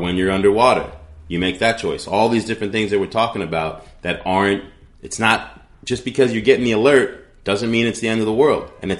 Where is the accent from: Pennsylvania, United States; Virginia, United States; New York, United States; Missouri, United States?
New York, United States; also born or lived in New England; And I'm a kid from New York and New England.